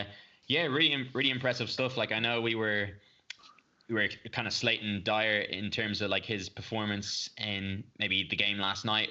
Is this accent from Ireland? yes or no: yes; Ireland; as an Irish fan